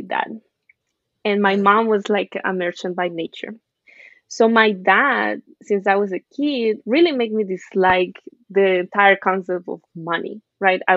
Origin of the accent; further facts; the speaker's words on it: Venezuela; now in New York City, United States; I grew up in Venezuela.